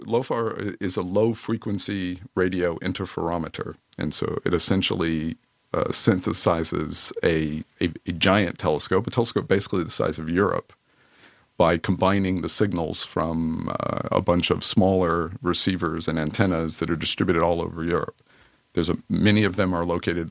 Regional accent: Kentucky, United States; now in Netherlands; I grew up in the southern part of the U.S. in Kentucky

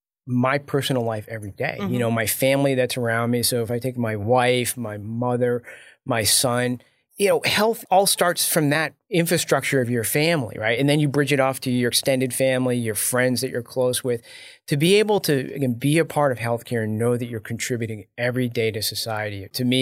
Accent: United States; my wife is Taiwanese and I'm an American.

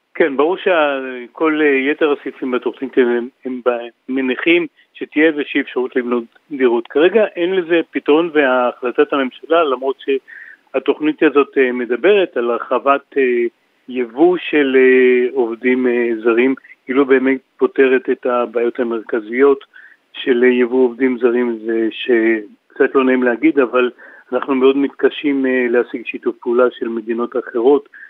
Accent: Kiryat Gat, Southern District, Israel; אני בא מקריית גת

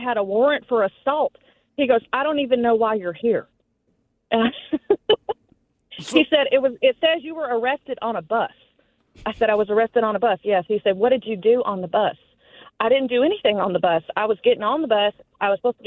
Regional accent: the South, United States; I grew up in the South

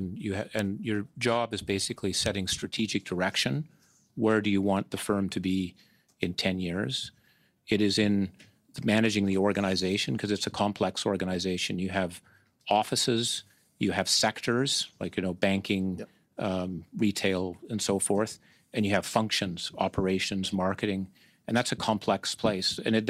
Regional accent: Canada; moved away; also born or lived in New York / Hong Kong; I love Canada. I'm from Canada.

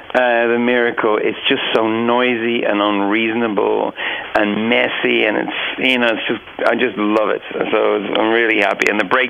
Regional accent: Dublin, Leinster, Ireland; I'm still friends with a lot of the people I grew up with on Cedarwood Road.

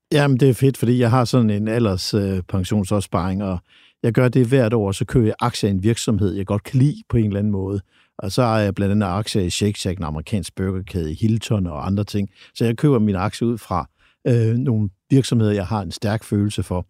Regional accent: Jutland, Denmark; jeg er jo fra Jylland

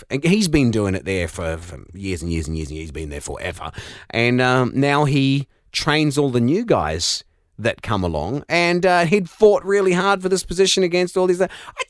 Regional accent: New Zealand; accent: Kiwi; With my Kiwi accent, when I should just never talk about decks.

